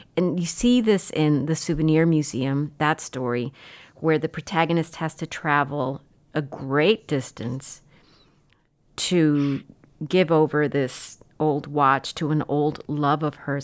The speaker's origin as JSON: {"language": "English", "town": "Laredo", "region": "Texas", "country": "United States", "tie": "born or raised there", "said": "I grew up in Laredo"}